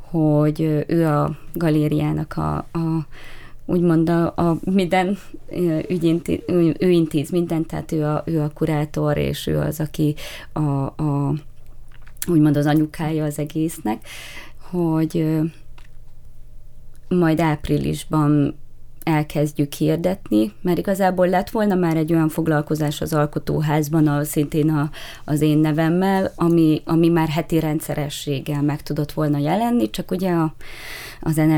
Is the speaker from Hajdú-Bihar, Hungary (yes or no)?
yes; Hajdúnánás, Hajdú-Bihar, Hungary; now in Miskolc, Hungary; hajdonánásról érkeztem, de már nyolcadik éve itt lakom Miskolcon, tehát már azt mondhatom, hogy már Miskolci vagyok, de egy picit visszanyúlni az alföldi gyökereimhez